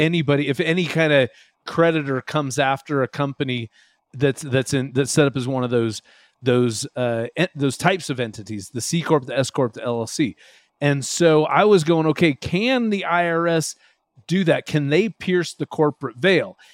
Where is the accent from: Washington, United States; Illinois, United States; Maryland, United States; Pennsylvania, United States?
Washington, United States; now in Utah, United States; I grew up in Washington State